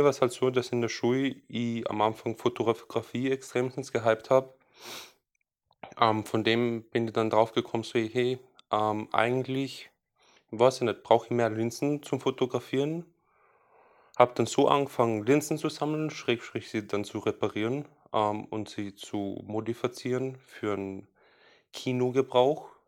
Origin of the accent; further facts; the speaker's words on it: Salzburg, Austria; Ist wurscht, wo ich herkomme, ich bin aus Salzburg.